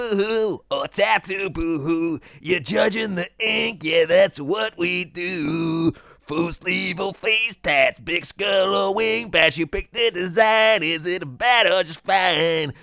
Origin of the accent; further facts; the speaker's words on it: Dagenham, London, United Kingdom; I'm from Dagenham